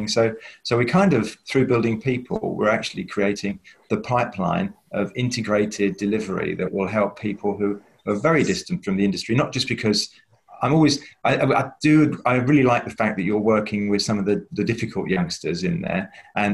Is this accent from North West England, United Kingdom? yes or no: no; London, United Kingdom; I come from East London, and there were 300 kids who started school with me at the age of 11